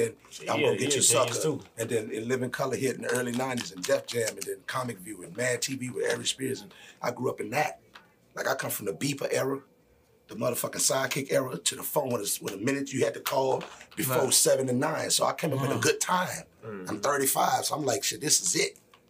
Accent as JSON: {"language": "English", "town": "New Orleans", "region": "Louisiana", "country": "United States", "moved": "yes", "lives_now": "Atlanta, United States", "said": "I'm from New Orleans."}